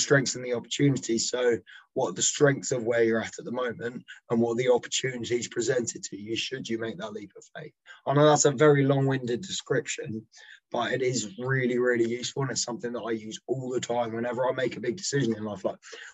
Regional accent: England, United Kingdom; I am flying the English flag because I'm not Welsh. I am English

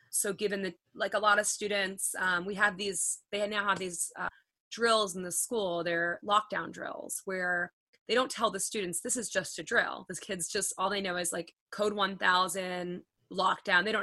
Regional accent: Long Island, New York, United States; So I'm a fast talker, by the way. I'm from Long Island

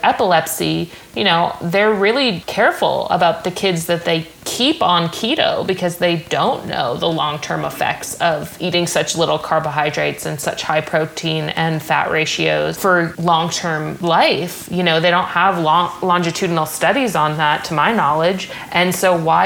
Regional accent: New Hampshire, United States; moved away; also born or lived in Southern California; I'm from New Hampshire

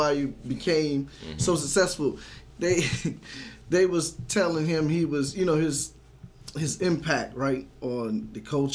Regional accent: Raleigh, North Carolina, United States; we're from Raleigh.

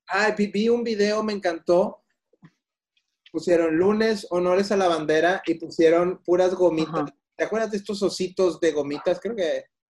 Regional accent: Mexico; así somos los mexicanos

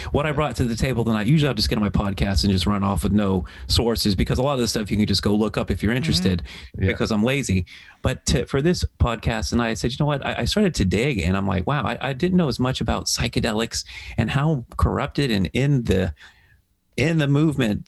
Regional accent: Melbourne, Florida, United States; my hometown, Melbourne, Florida

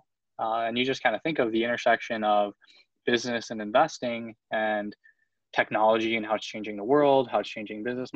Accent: Michigan, United States; also born or lived in Winnipeg, Manitoba, Canada; I'm originally from Winnipeg, Manitoba, up in the middle of nowhere in Canada. Moved to Michigan with my parents when I was nine.

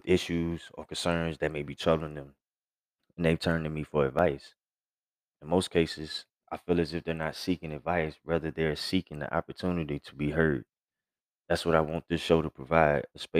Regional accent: Gretna, Virginia, United States; now in Texas, United States; I was born and raised in Gretna, VA

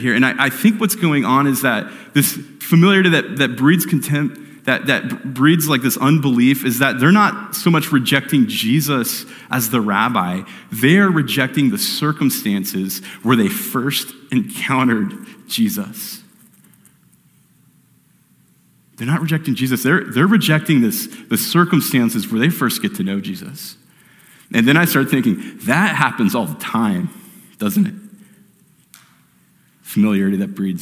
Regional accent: Phoenix, Arizona, United States; I grew up here in Phoenix

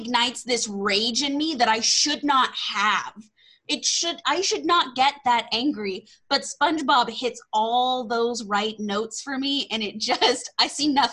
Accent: Texas, United States; accent: Southern; I'm from Texas

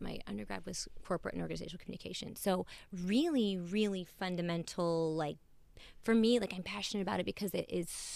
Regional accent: Louisville, Kentucky, United States; also born or lived in Columbus, Ohio / Bowling Green, Kentucky; I was born and raised in Louisville, Kentucky

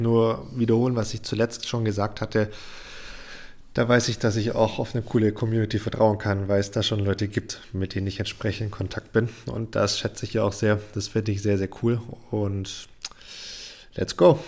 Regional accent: Germany; hier bei uns in Deutschland

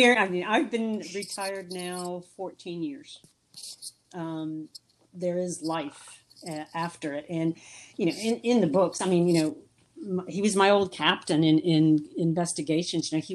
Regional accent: East Coast of Florida, United States; I grew up on the East Coast of Florida

